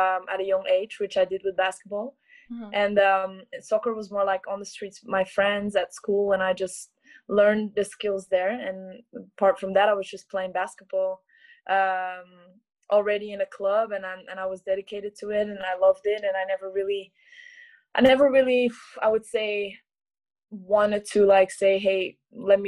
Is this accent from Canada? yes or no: no; Belgium; moved away as an adult; now in Zaragoza, Spain; I'm from Belgium.